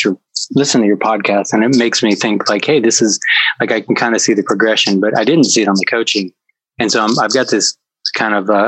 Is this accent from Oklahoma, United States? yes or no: no; Decatur, Illinois, United States; also born or lived in Mount Zion, Illinois; Decatur is where I grew up, Mount Zion, Illinois.